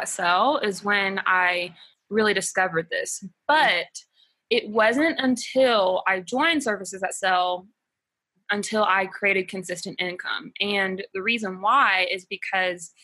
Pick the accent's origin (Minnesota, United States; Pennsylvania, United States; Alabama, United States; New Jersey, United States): Alabama, United States; moved away as an adult; now in Ecuador; I'm originally from Alabama, but we've been living here for going on 3 years now